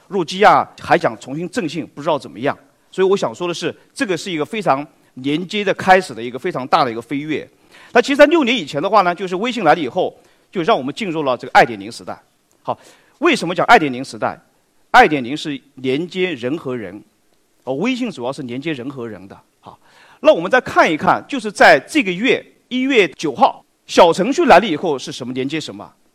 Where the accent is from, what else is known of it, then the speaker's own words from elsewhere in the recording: China; 大家知道食品安全一直是我们中国人非常关心的话题